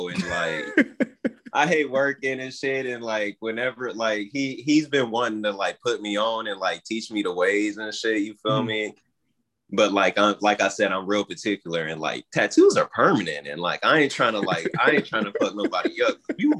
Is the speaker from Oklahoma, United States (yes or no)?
yes; Oklahoma, United States; now in South Carolina, United States; But I'm not originally from South Carolina. I came from Oklahoma and shit, and my dad's a tattoo artist based out there and shit.